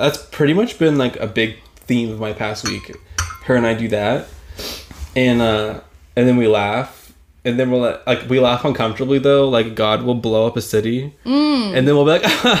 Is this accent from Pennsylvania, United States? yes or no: no; Texas, United States; moved away; I'm from Texas, and I'm from, like, the southern part, too. So, we're not, like, the southern part, but, like, Austin, which is on the coast.